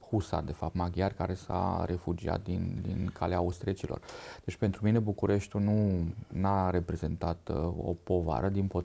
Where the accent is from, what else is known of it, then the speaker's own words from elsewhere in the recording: Romania; first language Hungarian; Romanian is a second language; moved away as an adult; also born or lived in Baia Mare / Oradea / Zalău; now in Bucharest, Romania; Da, ă, am uh, crescut în, uh, în, în județul Satu Mare la bunicii mei, uh, în, zona CEU Silvaniei Zalău, unde și pasărea vorbea maghiară.